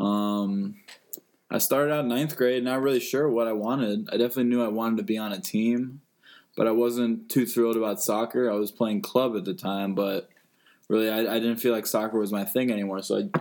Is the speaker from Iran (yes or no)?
yes; Iran; moved away; I am from Iran, but I am Persian